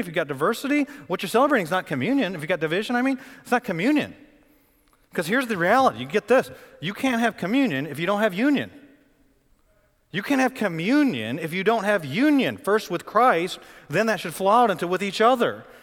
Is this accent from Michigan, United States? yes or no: yes; Flint, Michigan, United States; now in Raleigh, United States; I'm from Flint, Michigan.